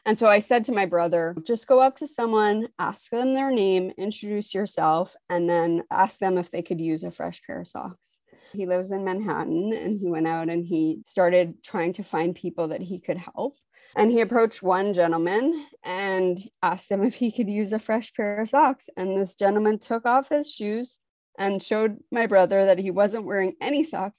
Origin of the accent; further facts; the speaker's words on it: Montreal, Quebec, Canada; now in Toronto, Canada; I'm originally from Montreal, Quebec. I now live in Toronto, Ontario.